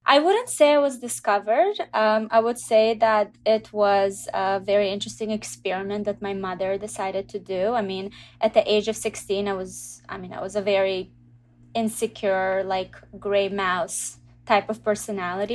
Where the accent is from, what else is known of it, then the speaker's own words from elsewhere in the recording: Israel; moved away as an adult; also born or lived in Russia / Canada; now in United States; I grew up in Israel, so from the age of two until nineteen, I was in Israel